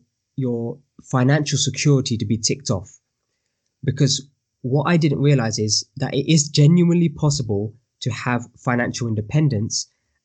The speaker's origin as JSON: {"language": "English", "country": "United Kingdom", "said": "I am Asian Indian male from the UK."}